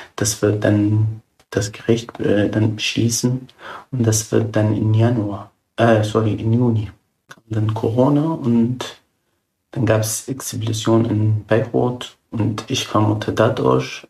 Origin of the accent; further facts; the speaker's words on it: Syria; German is a second language; now in Germany; ich bin zwar ja ausgewandert aus Syrien.